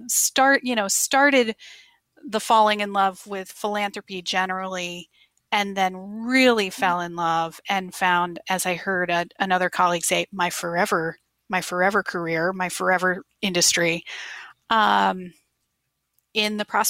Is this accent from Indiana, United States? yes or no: no; Maryland, United States; moved away as an adult; also born or lived in Nashville, Tennessee / San Diego, California; I grew up, my husband and I are high school sweethearts. So we met in middle school and, in Maryland